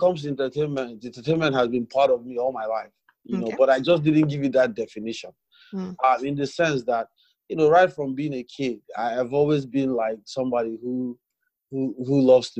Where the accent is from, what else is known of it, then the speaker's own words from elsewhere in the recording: Owerri, Imo, Nigeria; also born or lived in Sokoto State / Ondo State; I was born in the North Sokoto State. Mm. I grew up in Owerri. Even while we were in Owerri, we would move to different places. And then in my secondary school, in my GSS2, we moved to Ondo State.